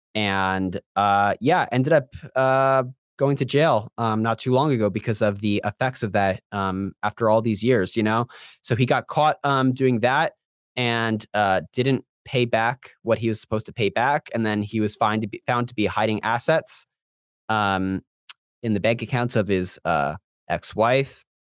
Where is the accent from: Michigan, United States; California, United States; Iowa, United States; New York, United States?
New York, United States; Long Island; also born or lived in Central Florida; now in Florida, United States; I'm from Long Island